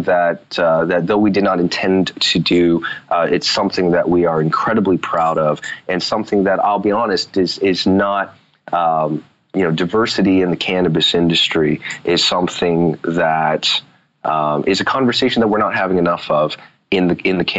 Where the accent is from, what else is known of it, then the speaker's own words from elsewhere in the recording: United States; I was born here in the States. I'm U.S. citizen